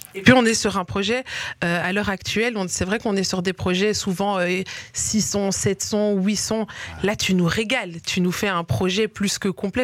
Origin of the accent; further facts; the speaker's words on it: Liège, Wallonia, Belgium; moved away as an adult; now in Brussels, Belgium; je suis une liégeoise de base et j'ai été propulsée dans la vie bruxelloise